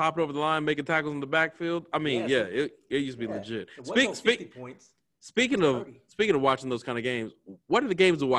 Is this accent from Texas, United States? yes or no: yes; Texas, United States; we're from Texas.